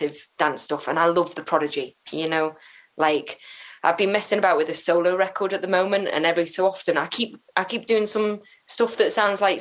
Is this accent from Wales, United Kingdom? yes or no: yes; Flintshire, Wales, United Kingdom; I'm from Flintshire